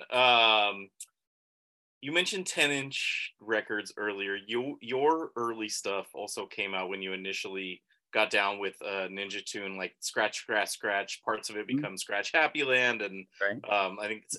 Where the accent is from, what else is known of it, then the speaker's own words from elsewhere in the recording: Bay Area, California, United States; we're from the Bay Area where there's like a style, right?